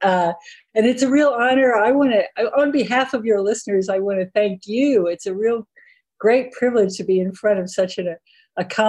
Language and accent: English; Texas, United States; I grew up in Texas